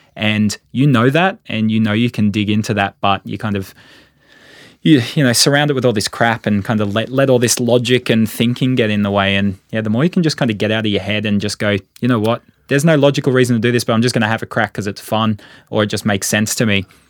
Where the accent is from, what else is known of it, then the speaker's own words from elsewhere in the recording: Sydney, New South Wales, Australia; moved away as an adult; now in Queensland, Australia; I'm a Sydneysider